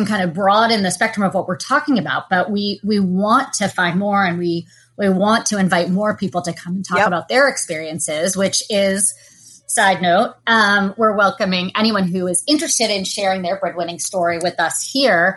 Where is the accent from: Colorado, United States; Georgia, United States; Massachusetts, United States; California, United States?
Massachusetts, United States; Lexington; I grew up in the Boston area